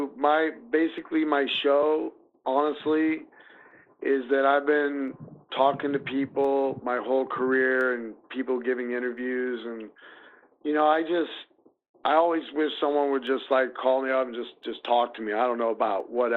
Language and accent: English; Des Moines, Iowa, United States; here in Des Moines